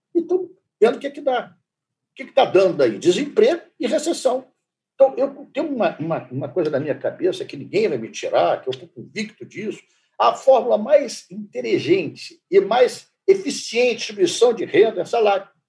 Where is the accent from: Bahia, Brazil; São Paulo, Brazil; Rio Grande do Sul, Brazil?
São Paulo, Brazil; Campinas; now in Rio de Janeiro, Brazil; eu sou de Campinas